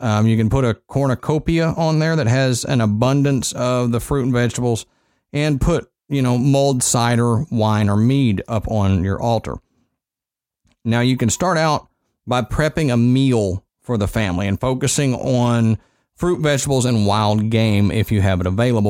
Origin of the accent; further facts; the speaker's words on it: Texas, United States; Yeah, I grew up in Texas.